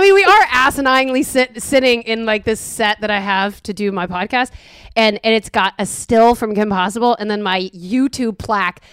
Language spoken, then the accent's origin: English; New York, United States; also born or lived in Los Angeles; now in Austin, United States; I am from New York